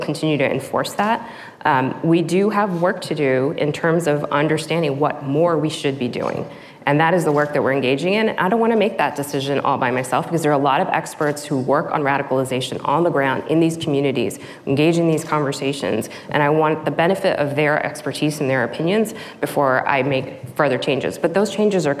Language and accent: English; Texas, United States; I'm a first generation immigrant. I grew up in Texas on the border of Louisiana, in a very small town